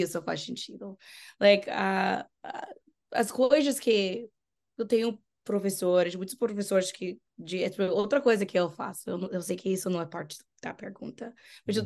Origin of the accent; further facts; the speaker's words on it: United States; Portuguese is a second language; sou gringa, eu sou dos Estados Unidos